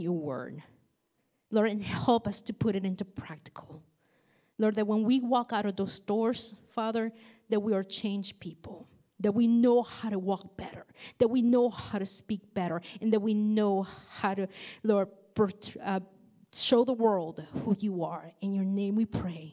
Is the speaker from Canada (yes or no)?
no; Nicaragua; moved away; I grew up in Nicaragua